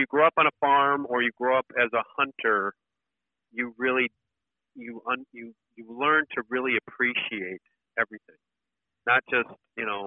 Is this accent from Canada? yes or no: no; just outside of Milwaukee, Wisconsin, United States; I grew up just outside of Milwaukee, Wisconsin, and it was dairy farm country back then